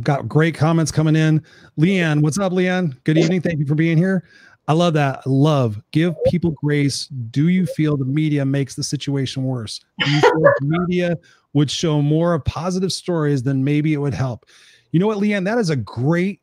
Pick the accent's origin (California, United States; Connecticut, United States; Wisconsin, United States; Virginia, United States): California, United States; Inglewood; I grew up in Inglewood